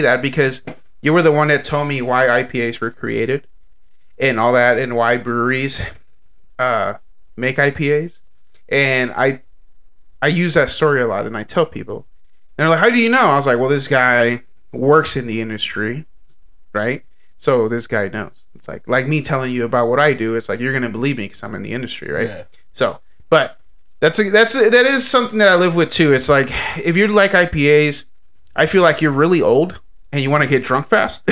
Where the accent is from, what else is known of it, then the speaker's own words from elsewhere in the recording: Texas, United States; I am Texan